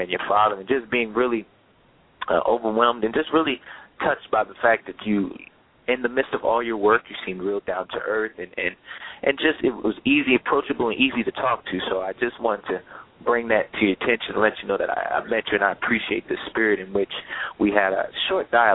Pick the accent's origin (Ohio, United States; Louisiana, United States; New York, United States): New York, United States; Poughkeepsie; moved away; also born or lived in Cheyney, Pennsylvania; I'm from upstate New York. I'm from Poughkeepsie, New York